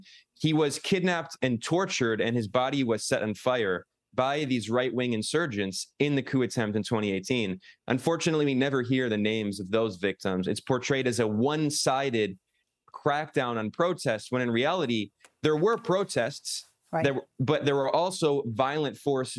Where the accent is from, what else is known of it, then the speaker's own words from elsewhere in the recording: United States; moved away as an adult; now in Nicaragua; I'm originally from the United States. I've lived here for several years.